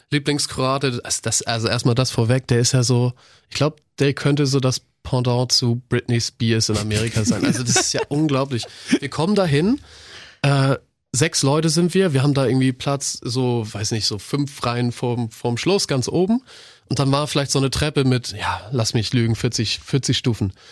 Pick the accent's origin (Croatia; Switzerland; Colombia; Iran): Croatia; ich bin Kroate, ich bin Kroate.